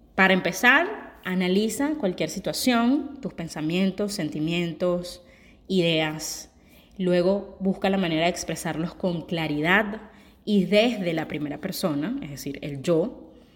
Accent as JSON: {"language": "Spanish", "country": "Venezuela", "moved": "yes", "said": "yo soy una venezolana que tiene mucho tiempo viviendo fuera"}